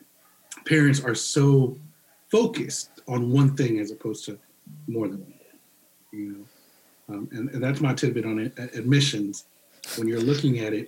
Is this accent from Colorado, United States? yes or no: no; Northern Virginia, United States; moved away as an adult; also born or lived in Radford, Virginia; I came from Northern Virginia